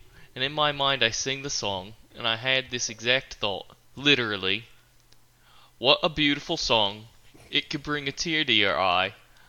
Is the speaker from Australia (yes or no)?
yes; Australia; It was a week... I'm from Australia.